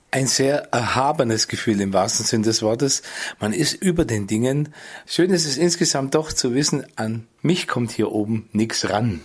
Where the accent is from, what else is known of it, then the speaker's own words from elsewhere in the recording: Nördlingen, Bavaria, Germany; moved away as an adult; also born or lived in San Francisco / Berlin; ich bin ganz nahe am Turm aufgewachsen